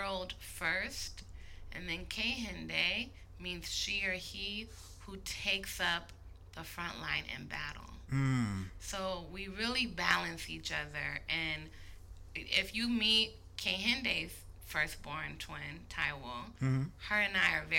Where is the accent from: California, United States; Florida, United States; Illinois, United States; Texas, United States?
California, United States; Berkeley; I was born and raised in Berkeley, California.